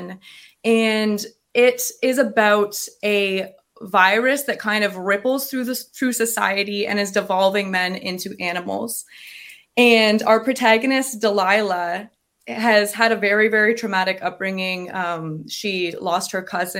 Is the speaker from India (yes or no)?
no; Tyendinaga Mohawk Territory, Ontario, Canada; I'm from Tyendinaga Mohawk territory.